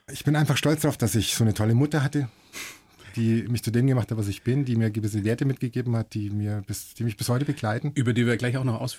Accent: Hof, Bavaria, Germany; du weißt ja, ich komme aus Hof. Und wenn du aus Hof, wenn du weggehst, dann fährst du nicht nach München, dann fährst du nach Nürnberg.

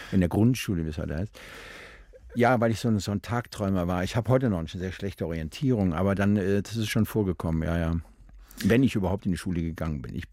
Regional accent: Rhineland, Germany; Als Rheinländer verkleidet man sich von Hause aus schon mal gerne.

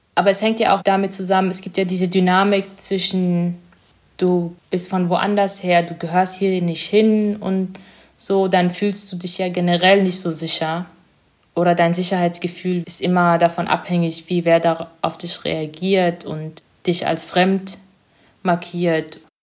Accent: Germany; German is a second language; also born or lived in East Africa; ich bin in Ostafrika geboren und kann mich auch noch recht gut erinnern. Die ersten sechs Jahre war ich dort, bevor ich nach Deutschland gekommen bin

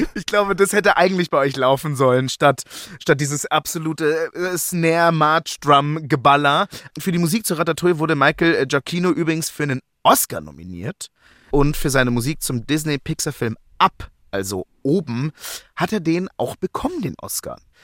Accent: Germany; als Deutscher

